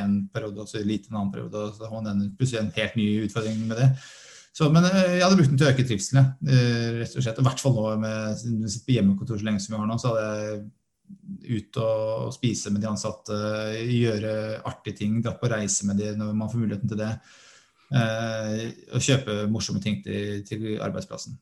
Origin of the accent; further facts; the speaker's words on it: Norway; vi er nordmenn